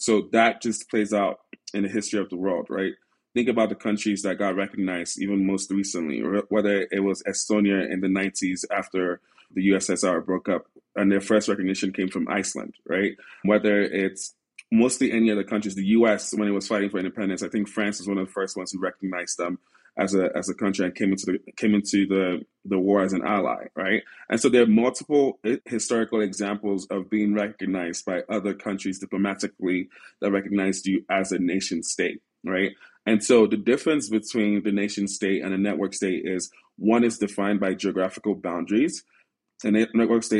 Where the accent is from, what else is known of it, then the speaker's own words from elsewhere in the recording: Nigeria; when I then would travel back to Africa, specifically Nigeria, and I'm Nigerian